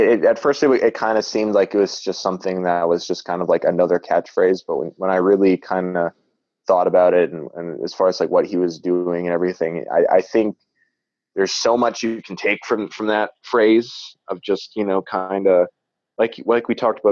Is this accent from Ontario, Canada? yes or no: no; Manitoba, Canada; I'm from Canada. Manitoba